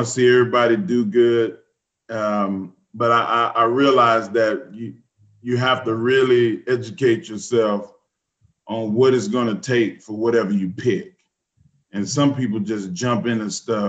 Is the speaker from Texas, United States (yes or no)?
yes; Texas, United States; I'm a Texan